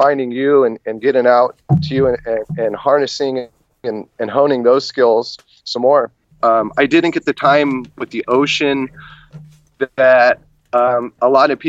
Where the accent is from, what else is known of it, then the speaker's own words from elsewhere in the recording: California, United States; I was born and raised in California, up by the wine country